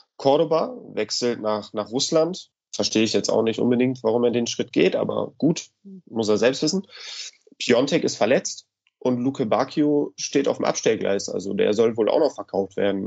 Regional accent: Cologne, North Rhine-Westphalia, Germany; meine Heimatstadt Köln

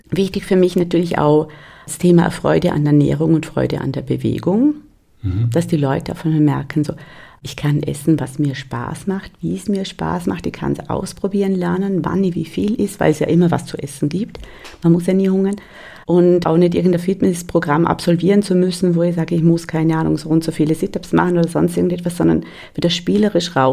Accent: North Rhine-Westphalia, Germany; Bei uns in Westfalen gibt es

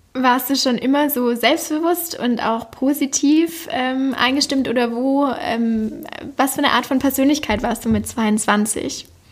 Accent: Backnang, Baden-Württemberg, Germany; moved away; in meiner Heimatstadt Backnang aufgenommen. Backnang liegt in der Nähe von Stuttgart und somit im Schworbeländle

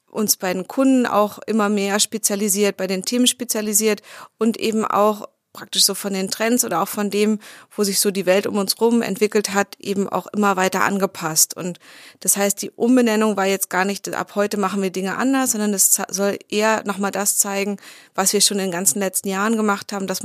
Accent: Berlin, Germany; Berlinerin und für mich sind so die alten Postleitzahlbezirke sind so ein bisschen noch so eine ganz alte kindliche Orientierung, wie sich die Stadt gestaltet.

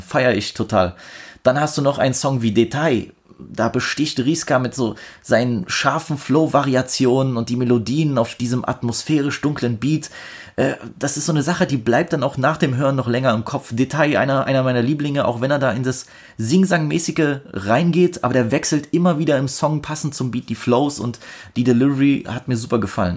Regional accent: Germany; ich bin Deutscher

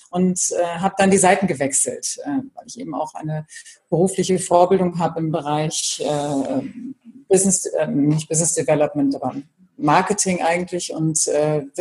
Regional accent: Bremen, Germany; also born or lived in Brussels / Frankfurt / Hamburg; in Brüssel und in Frankfurt, über Hamburg dann wieder nach Bremen gekommen. Also bin meiner Heimat treu geblieben.

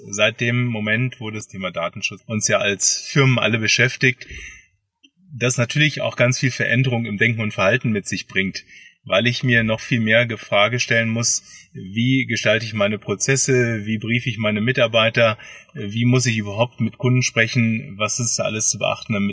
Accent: Hanover, Lower Saxony, Germany; born there; now in Bad Feilnbach, Germany; bin geboren in Hannover und äh, lebe in Bad Feinbach

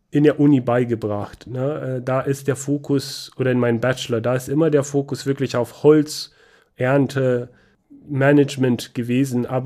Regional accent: Banat, Romania; wie du weißt, komme ich aus Rumänien, bin in Rumänien aufgewachsen, in Banata Schwaben, Südwesten Rumäniens. Da sind viele Wälder.

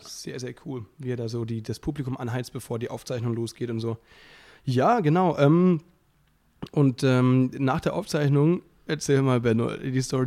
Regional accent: Müllheim, Baden-Württemberg, Germany; moved away as an adult; now in Berlin, Germany; ich komme ja aus der Nähe von Freiburg, aus Müllheim, zwischen Freiburg und Basel.

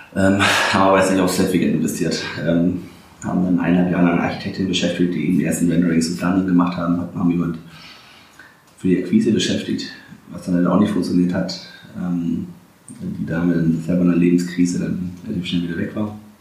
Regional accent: Swabia, Baden-Württemberg, Germany; moved away as an adult; now in Berlin, Germany; dass ich Exilschwabe bin

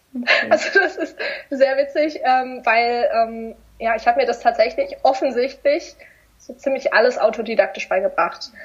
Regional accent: near Stuttgart, Baden-Württemberg, Germany; in Stuttgart, weil ich komme aus der Nähe

